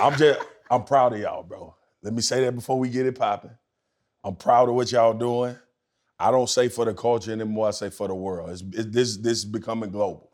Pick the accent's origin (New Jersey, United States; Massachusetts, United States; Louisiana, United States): Louisiana, United States; Baton Rouge; growing up where I grew up in Louisiana